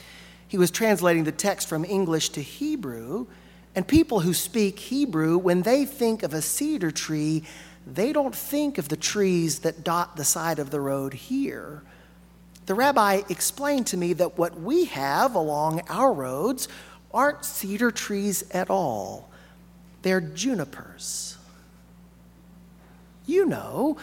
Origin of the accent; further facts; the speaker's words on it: Alabama, United States; now in Arkansas, United States; I grew up in Alabama